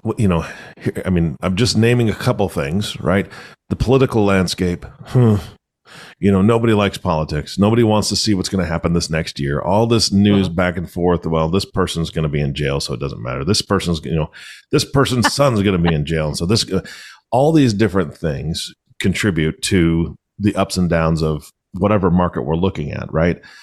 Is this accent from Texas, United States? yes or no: no; Washington, United States; I'm from Washington